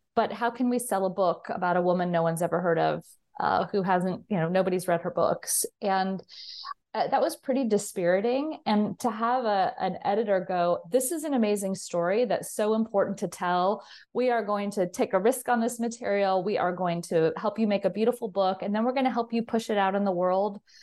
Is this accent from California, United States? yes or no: yes; Southern California, United States; I grew up in Southern California